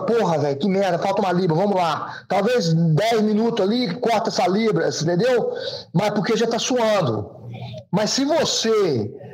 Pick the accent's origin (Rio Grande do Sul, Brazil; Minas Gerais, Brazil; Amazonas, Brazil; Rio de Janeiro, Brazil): Minas Gerais, Brazil; Governador Valadares; moved away as an adult; eu fiquei só no Sobral, né, cara, em Valadares, na verdade, nunca tinha saído dessa, daquela região